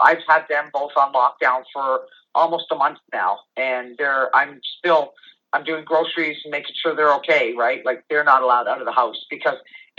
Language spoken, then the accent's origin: English; Hamilton, Ontario, Canada; I have lived in Canada all my life, so Hamilton, Ontario.